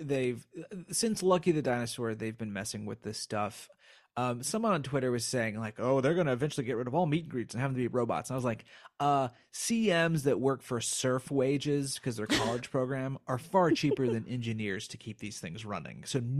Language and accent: English; Berne, Indiana, United States; I grew up in Bern, Indiana, which is a Swiss, like created by Swiss Mennonites